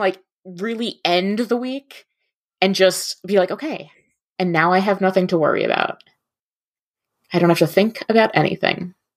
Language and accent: English; New Jersey, United States; moved away as an adult; also born or lived in mid-Michigan; now in Michigan, United States; I grew up in North Jersey. right outside New York City